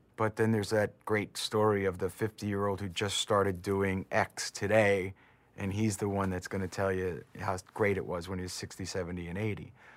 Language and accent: English; New Jersey, United States; my hometown, it was very middle class, hardworking, ethnically diverse, middle class New Jersey